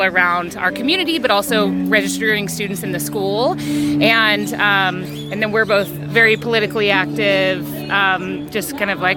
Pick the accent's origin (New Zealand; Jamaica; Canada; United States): United States; Midland, Texas; we grew up in Midland, Texas